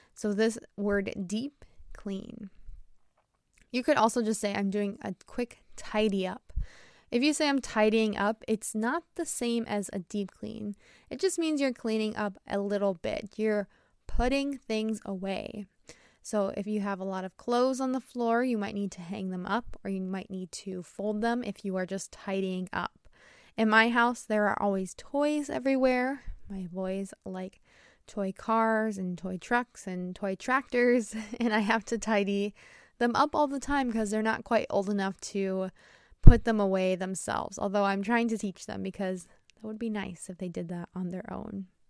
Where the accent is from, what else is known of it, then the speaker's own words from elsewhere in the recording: United States; I'm an American English teacher